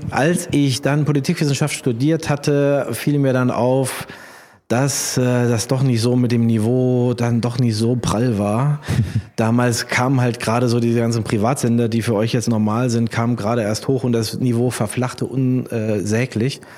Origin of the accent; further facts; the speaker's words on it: Kassel, Hesse, Germany; born there; now in Mainz, Germany; ich bin geboren in Kassel, habe in Mainz studiert und äh, bin in Mainz hängen geblieben.